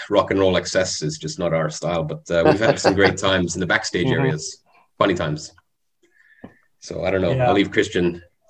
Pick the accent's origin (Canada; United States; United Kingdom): Canada; moved away; I come from Canada. I was brought up in a Catholic household for a while.